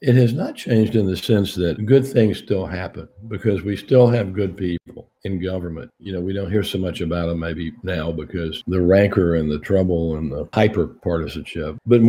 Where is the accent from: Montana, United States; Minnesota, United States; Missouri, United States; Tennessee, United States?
Tennessee, United States; Nashville; I grew up in Nashville over on the east side. I think I'm the only Nashvillean, Justin, whose mom and dad were elected to the Metro Council, I'm pretty sure. And so I grew up in all that.